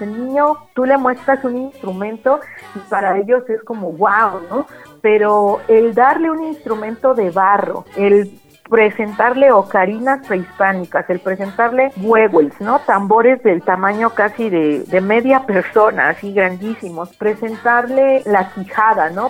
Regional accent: Oaxaca, Mexico; moved away as an adult; also born or lived in Coyoacán, Mexico City / United States; decido regresar pues a Oaxaca porque yo soy oaxaqueña

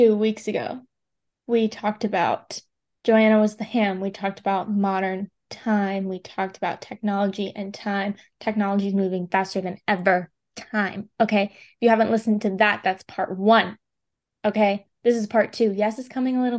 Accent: United States; I'm an American

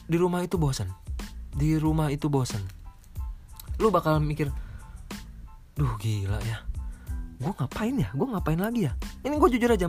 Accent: Bogor, West Java, Indonesia; Gue orang Bogor. Gue lahir di Bogor dan gue tinggal di Bogor.

